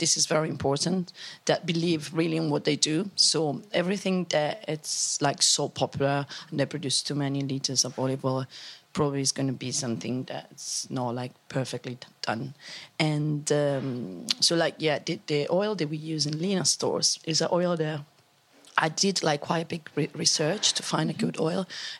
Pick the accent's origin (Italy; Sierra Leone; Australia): Italy; Umbria; English is a second language; now in London, United Kingdom; I grew up in Umbria, that is like in the centre of Italy, and really in a remote place, so in the countryside.